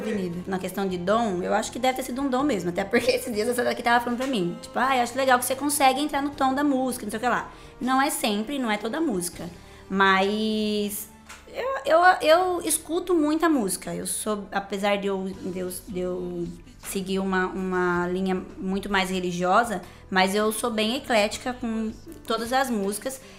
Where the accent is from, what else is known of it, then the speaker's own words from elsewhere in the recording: Brotas, São Paulo, Brazil; eu sou de Brotas, não é porque eu sou brotense